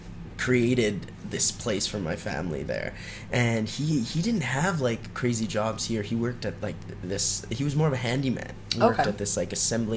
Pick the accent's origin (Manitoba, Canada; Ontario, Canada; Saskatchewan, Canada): Ontario, Canada; Thunder Bay; moved away; we're from Thunder Bay. My grandparents migrated from Italy.